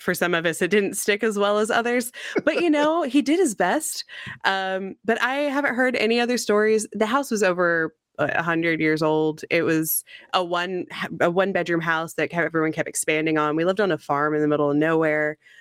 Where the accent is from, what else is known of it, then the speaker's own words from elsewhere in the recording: Missouri, United States; moved away as an adult; now in Corpus Christi, United States; so I grew up in the Midwest. I'm from Missouri originally.